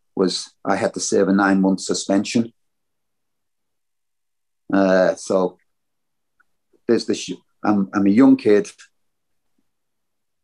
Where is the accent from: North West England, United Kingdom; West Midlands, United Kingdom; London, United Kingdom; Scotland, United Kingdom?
North West England, United Kingdom; Liverpool; I'm from Liverpool